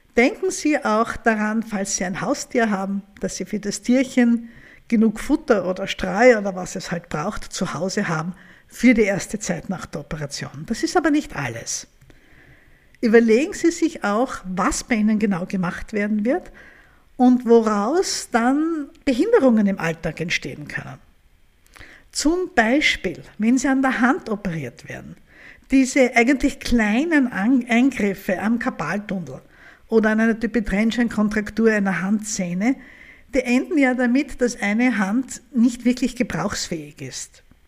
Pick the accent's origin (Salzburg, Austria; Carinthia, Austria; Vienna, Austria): Vienna, Austria; bei uns in Österreich